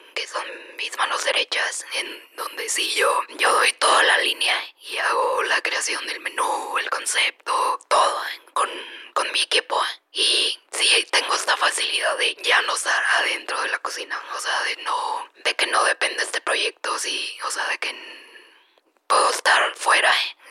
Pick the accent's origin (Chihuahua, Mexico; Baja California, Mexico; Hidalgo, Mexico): Chihuahua, Mexico; also born or lived in Sinaloa / Tijuana; now in Mexico City, Mexico; yo nací en Sinaloa, crecí en Chihuahua y luego nos mudamos a Tijuana.